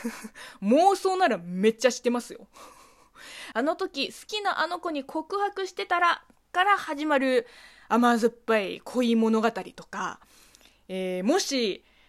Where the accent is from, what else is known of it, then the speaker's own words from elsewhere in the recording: China; moved away; 中国生まれ、中国育ちの私